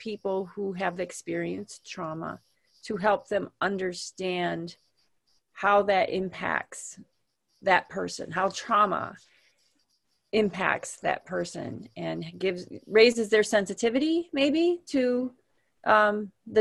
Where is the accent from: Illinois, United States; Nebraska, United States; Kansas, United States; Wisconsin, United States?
Wisconsin, United States; Wisconsin, which is my home state